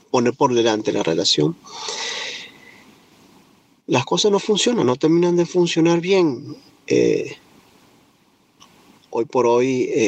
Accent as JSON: {"language": "Spanish", "country": "Venezuela", "moved": "yes", "lives_now": "United States", "said": "vengo de Venezuela, me encuentro ahora viviendo en los Estados Unidos."}